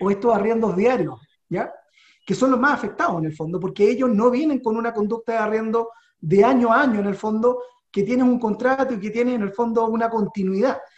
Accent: Chile; somos inteligentes los chilenos

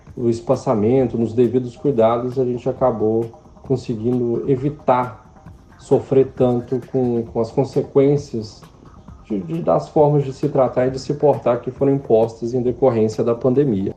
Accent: Minas Gerais, Brazil; moved away; como mineiro

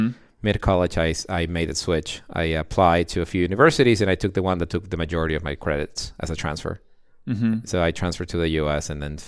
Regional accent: Ecuador; So I'm the son of a Russian immigrant to Ecuador, and of my father who was both of them are engineers.

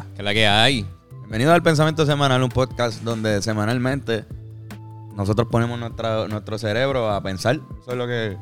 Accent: Puerto Rico

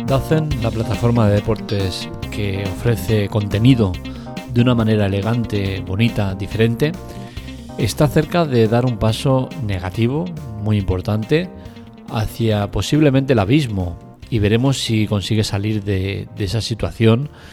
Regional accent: Spain; somos los españoles

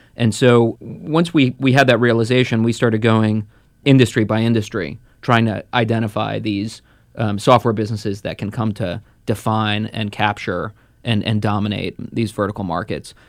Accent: New Jersey, United States; also born or lived in Moscow, Russia; grew up in New Jersey, just outside of New York

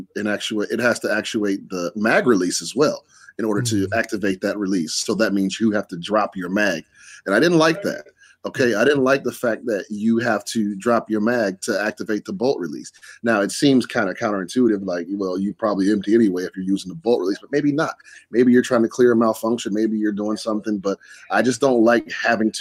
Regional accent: Wisconsin, United States; my home state of Wisconsin.

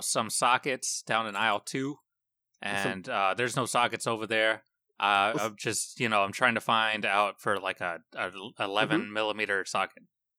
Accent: Quebec City, Quebec, Canada; born there; Really? Well, I was born in Quebec City.

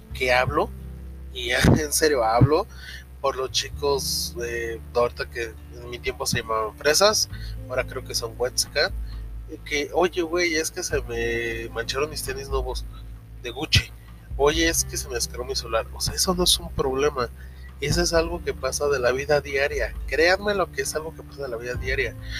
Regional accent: Mexico; Yo la verdad, como mexicano

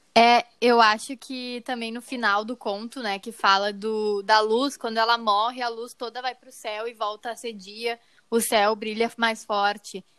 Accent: Gaúcho, Rio Grande do Sul, Brazil; nós quatro aqui que somos gaúchos

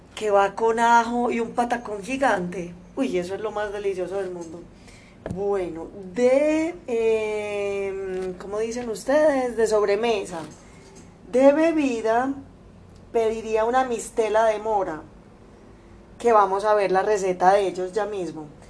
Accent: Antioquia, Colombia; mi tierra, Antioquia y el eje cafetero.

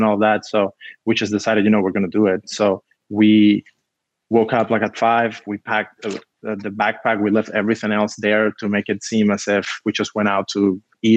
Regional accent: Havana, Cuba; now in United States; I grew up in Havana

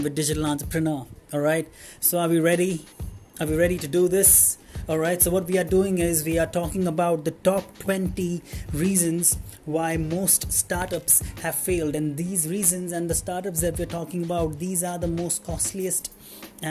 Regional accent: Mumbai, Maharashtra, India; I'm from Mumbai

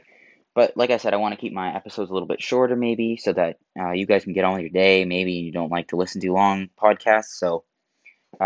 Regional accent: Canada; I'm Canadian

